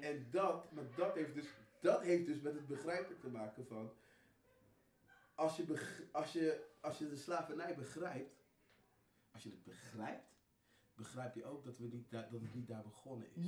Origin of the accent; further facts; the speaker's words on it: Netherlands; ik ben hier geboren, natuurlijk, ik ben Nederlander.